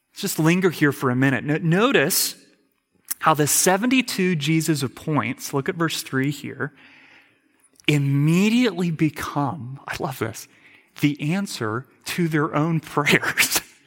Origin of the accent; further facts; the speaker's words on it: United States; as an American